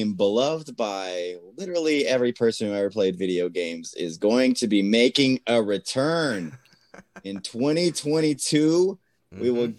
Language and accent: English; Lubbock, Texas, United States; I'm from Lubbock. There wasn't ice here, so nobody knew how to play hockey.